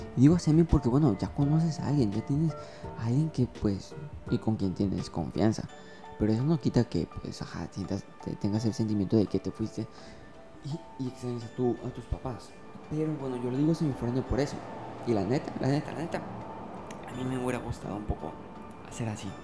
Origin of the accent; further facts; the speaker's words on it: Ciudad del Carmen, Campeche, Mexico; moved away; soy de Ciudad del Carmen